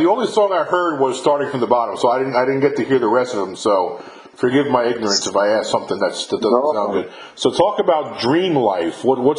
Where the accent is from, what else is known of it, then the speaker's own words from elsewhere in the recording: New York, United States; moved away; I'm from New York originally, and there's some neighborhoods in New York that I still don't want to go next to.